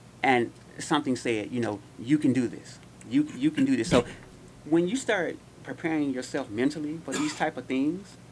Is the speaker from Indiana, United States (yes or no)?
yes; Gary, Indiana, United States; born or raised there; moved away